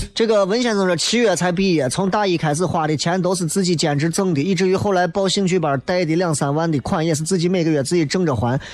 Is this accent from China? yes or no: yes; Xi'an, Shaanxi, China; 我从来没有以为我是一个西安人而自卑过